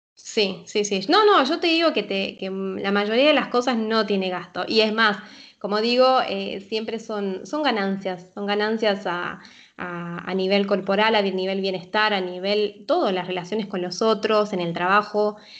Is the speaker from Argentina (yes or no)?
yes; Argentina; moved away as an adult; also born or lived in Buenos Aires, Argentina / Mexico; now in Switzerland; en Buenos Aires, Argentina, soy argentina